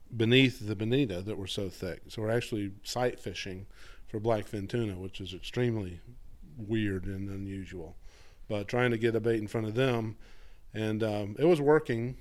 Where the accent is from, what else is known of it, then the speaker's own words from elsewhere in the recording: Atlanta, Georgia, United States; moved away as an adult; also born or lived in Florida; I grew up outside Atlanta, Georgia